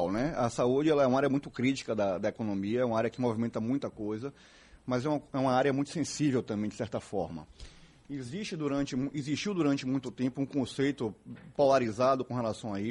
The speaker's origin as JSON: {"language": "Portuguese", "region": "Bahia", "country": "Brazil", "said": "queria agradecer a oportunidade de estar aqui na Casa da Sociedade como bom baiano que sou, durante muitos anos da minha infância, desfrutei aqui da jornada esportiva de vocês"}